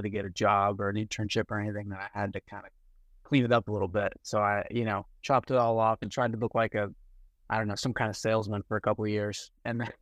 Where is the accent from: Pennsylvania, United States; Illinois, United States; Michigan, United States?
Pennsylvania, United States; moved away as an adult; also born or lived in Philadelphia; now in Nashville, United States; I'm from Pennsylvania